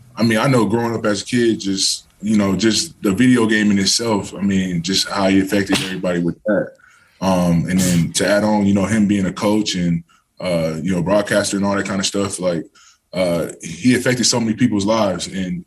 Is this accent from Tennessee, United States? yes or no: no; California, United States; But just growing up in Southern Cal and then coming out here, I didn't know what to expect.